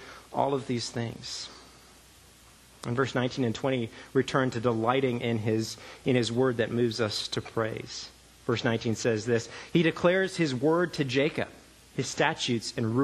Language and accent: English; Canada; moved away; I grew up in Canada